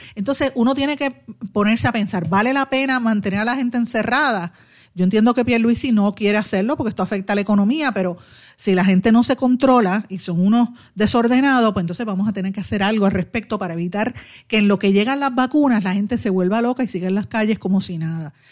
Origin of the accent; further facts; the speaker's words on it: Puerto Rico; todos como puertorriqueños